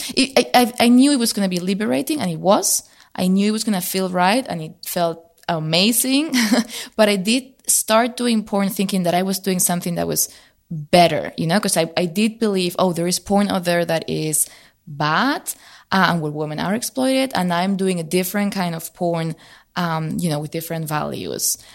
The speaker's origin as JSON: {"language": "English", "country": "Spain", "tie": "born or raised there", "moved": "as an adult", "lives_now": "Berlin, Germany", "said": "I grew up originally in Spain, so I moved to Berlin."}